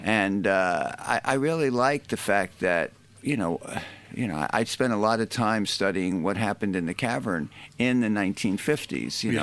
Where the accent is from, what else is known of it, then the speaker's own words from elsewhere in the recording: United States; I'm an American